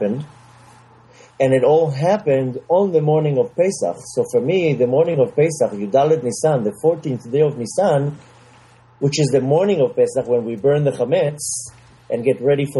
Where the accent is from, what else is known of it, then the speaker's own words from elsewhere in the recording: Israel; moved away as an adult; also born or lived in New York; I grew up in Israel, very, very secular, no connection to God